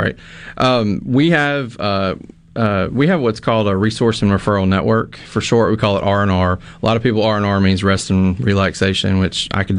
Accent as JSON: {"language": "English", "region": "Mississippi", "country": "United States", "said": "I'm from Neshoba County, and the Choctaw Indian tribe is located there. It's a big part of, you know, that area. I grew up going to the Choctaw Indian Fair."}